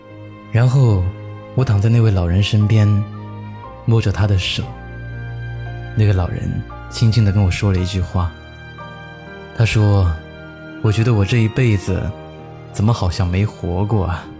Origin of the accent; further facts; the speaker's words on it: China; 我说，可是我们是中国人，要不为自己祖国做点什么，那才是丢脸呢。